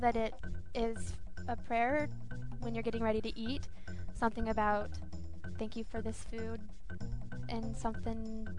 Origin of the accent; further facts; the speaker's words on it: Napa, California, United States; moved away as an adult; now in Spain; I'm from Napa.